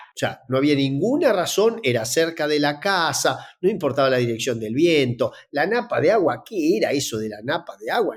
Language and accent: Spanish; Entre Ríos, Argentina; trabajar en Entre Ríos, de donde soy originario